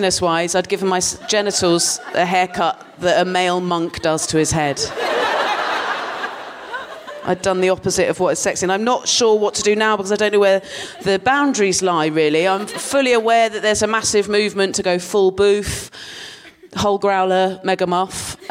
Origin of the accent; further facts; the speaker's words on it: Dorset, South West England, United Kingdom; moved away as an adult; now in London, United Kingdom; I grew up in Dorset, and I lived there till I was 18